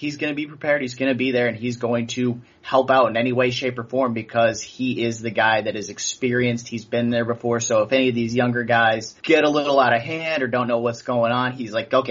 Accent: Indiana, United States; I'm from Indiana, so we can bond over the fact that we both went to school here.

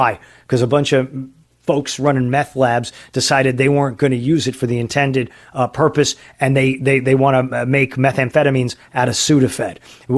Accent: San Diego, California, United States; from San Diego

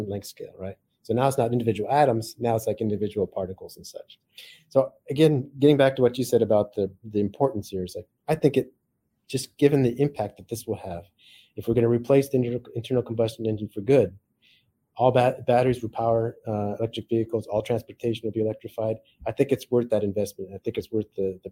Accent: Silicon Valley, California, United States; I grew up in Silicon Valley

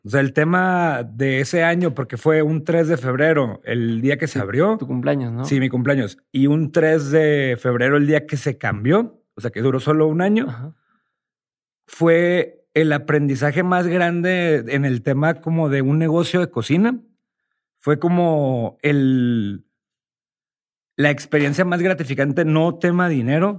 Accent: Sinaloa, Mexico; moved away as an adult; also born or lived in Houston, United States / Los Mochis; yo soy de Sinaloa.

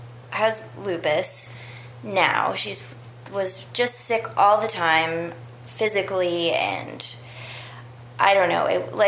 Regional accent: Berkeley, California, United States; also born or lived in New Haven, Connecticut; When I was about 2 years old, my mom moved us to Berkeley, from Connecticut, which is where I was born in New Haven.

